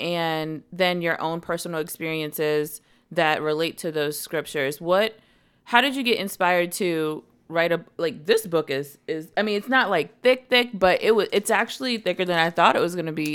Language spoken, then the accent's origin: English; Washington, District of Columbia, United States; In D C, I grew up right by Howard University.